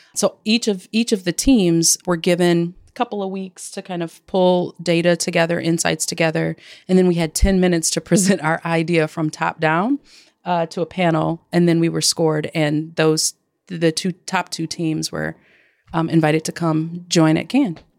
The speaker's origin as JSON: {"language": "English", "town": "Detroit", "region": "Michigan", "country": "United States", "tie": "born or raised there", "also_born_or_lived": "Flint, Michigan / Chicago, Illinois", "said": "my hometown, Detroit, Michigan, by way of Flint, Michigan. And uh, I, but I've lived in Chicago as well for 15 years"}